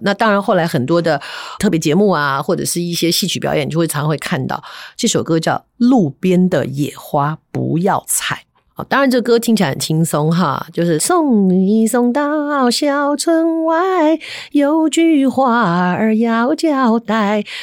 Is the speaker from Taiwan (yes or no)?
yes; Taipei, Taiwan; 以前小时候住在台北嵩山那一带，那附近太多山了